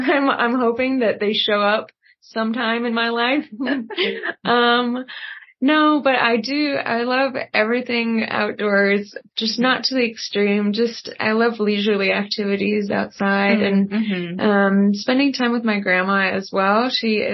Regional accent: Conifer, Colorado, United States; moved away; also born or lived in Hawaii; I grew up in Colorado, up in Conifer

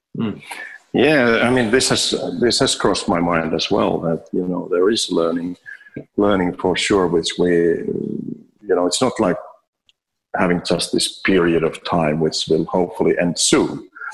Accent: Finland; now in Abu Dhabi, United Arab Emirates; I'm from Finland.

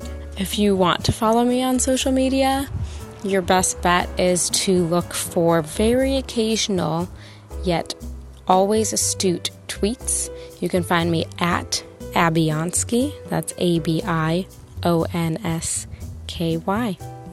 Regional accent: Chicago, Illinois, United States; moved away as an adult; also born or lived in Mississippi; now in Berkeley, United States; I'm the editor of the Earbuds Podcast Collective newsletter. I'm originally from Chicago, but in the past 4 years, I've lived in 4 different states, and now I live in Berkeley, California.

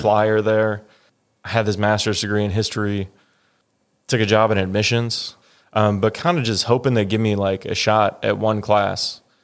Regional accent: Pella, Iowa, United States; also born or lived in Forest City, Iowa / Mason City, Iowa; I was in Pella for most of my childhood. I was there like second grade through high school

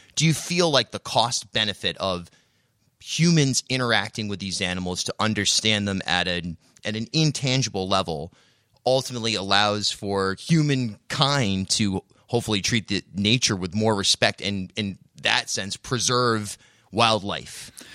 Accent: Charlestown, Rhode Island, United States; I grew up in Charlestown out in the woods and spent a lot of time hanging out with turtles

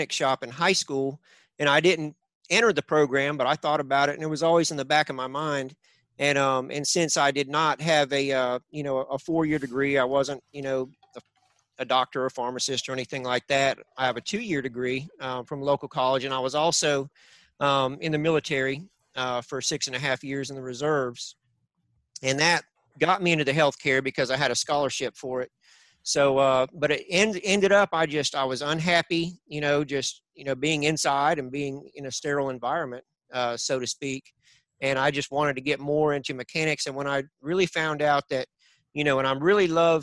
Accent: Northeast Florida, United States; On the farm where we grew up in Northeast Florida.

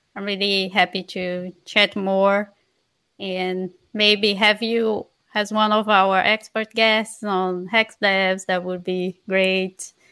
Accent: Barra do Corda, Maranhão, Brazil; moved away; I'm from Maranhão, from a very small city called Barra do Corda

